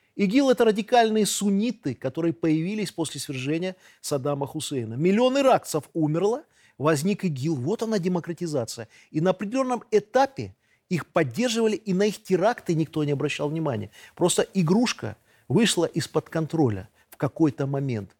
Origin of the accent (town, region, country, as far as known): Belarus